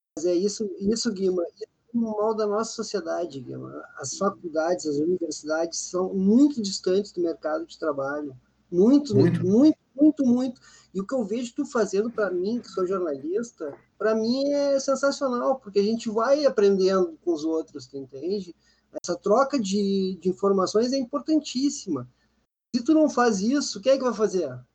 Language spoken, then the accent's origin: Portuguese; Porto Alegre, Rio Grande do Sul, Brazil; Eu cresci em Porto Alegre